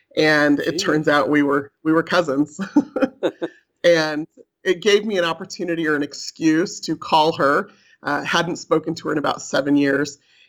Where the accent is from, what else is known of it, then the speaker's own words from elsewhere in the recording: California, United States; moved away as an adult; now in Utah, United States; Like I mentioned, I was raised in California, and I moved to Utah after I finished college to work here for Brigham Young University.